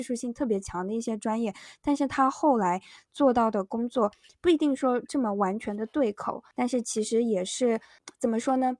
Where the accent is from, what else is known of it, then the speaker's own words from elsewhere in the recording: Yunnan, China; moved away as an adult; also born or lived in Tianjin; now in New York, United States; 我们当时高中是云南最好的高中